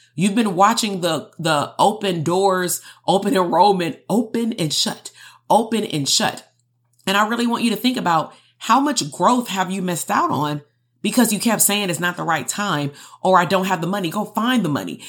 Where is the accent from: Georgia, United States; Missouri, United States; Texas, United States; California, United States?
California, United States; Compton; growing up in Compton amongst my peers